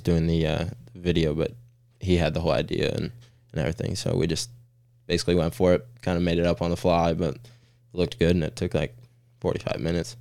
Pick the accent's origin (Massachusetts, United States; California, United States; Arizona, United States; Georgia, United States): California, United States; Orange County, Southern; moved away as an adult; now in Chattanooga, United States; originally from SoCal, um, Orange County